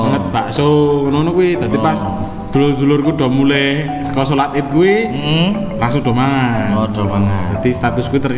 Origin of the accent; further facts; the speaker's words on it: Boyolali, Central Java, Indonesia; gue sebagai warga Boyolali ki